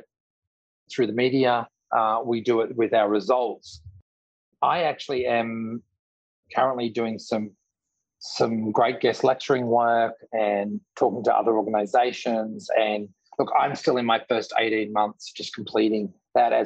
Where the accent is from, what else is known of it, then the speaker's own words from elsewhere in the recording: Australia; now in New York, United States; I'm an Australian living in New York, running a multi-billion-dollar company.